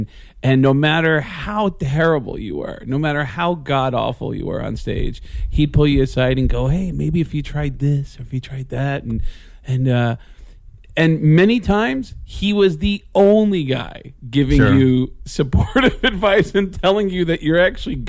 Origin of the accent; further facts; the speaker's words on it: New York, United States; born there; also born or lived in Arizona; I was born in New York.